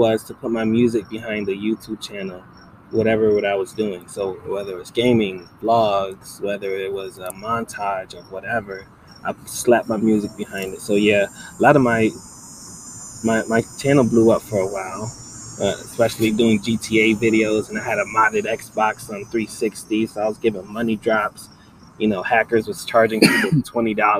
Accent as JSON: {"language": "English", "town": "Utica", "region": "New York", "country": "United States", "tie": "born or raised there", "also_born_or_lived": "Gloversville, New York", "moved": "as an adult", "lives_now": "Ottawa, Canada", "said": "my mom was 14. She had me and my twin. And then my mom's from Utica, so that's where I grew up, Utica, New York"}